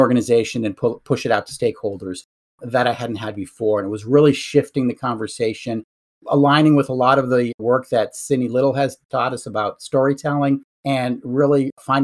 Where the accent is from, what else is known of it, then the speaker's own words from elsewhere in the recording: Western Massachusetts, United States; I grew up and live in Western Massachusetts